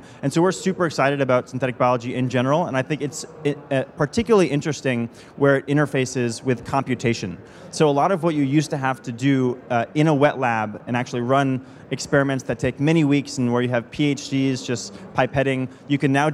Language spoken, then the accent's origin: English; United States; my home country, the United States